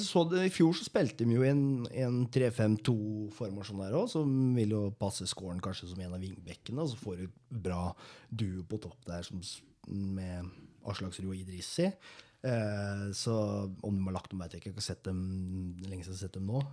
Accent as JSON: {"language": "Norwegian", "town": "Moss", "region": "Østfold", "country": "Norway", "said": "som mossing"}